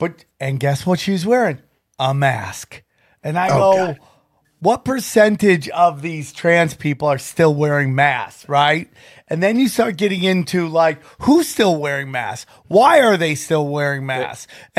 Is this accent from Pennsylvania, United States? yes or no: yes; Philadelphia, Pennsylvania, United States; I'm from Philly, dog.